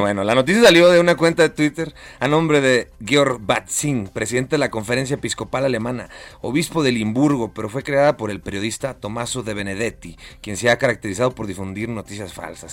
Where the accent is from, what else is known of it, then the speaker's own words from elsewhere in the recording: Aguascalientes, Mexico; now in Chicago, United States; Yo soy de Aguascalientes.